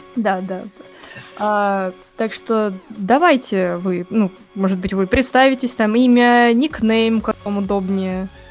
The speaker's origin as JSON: {"language": "Russian", "town": "Rostov-on-Don", "region": "Rostov Oblast", "country": "Russia", "said": "Я сама из Ростова-на-Дону"}